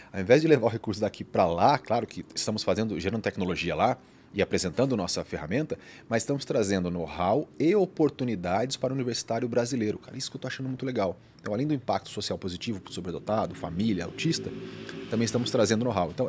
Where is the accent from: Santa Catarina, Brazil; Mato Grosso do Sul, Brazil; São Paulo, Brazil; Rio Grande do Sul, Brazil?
São Paulo, Brazil; Bauru; also born or lived in Cuiabá / Jundiaí / Abu Dhabi / Florianópolis; Eu sou de Bauru, né? Sou paulista também.